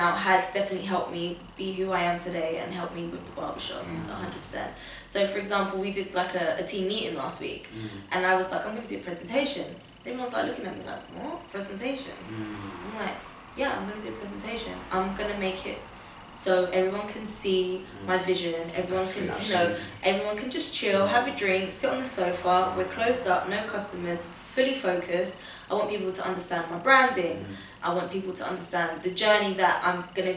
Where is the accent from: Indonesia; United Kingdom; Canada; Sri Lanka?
United Kingdom; London; also born or lived in Portugal / Tottenham; how I grew up in Camden.